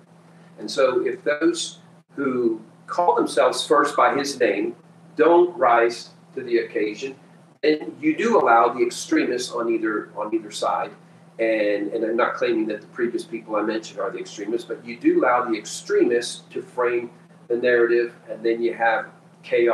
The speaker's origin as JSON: {"language": "English", "country": "Peru", "tie": "born or raised there", "moved": "as an adult", "lives_now": "United States", "said": "I was born and raised in Peru, South America, and lived there my first 18 years"}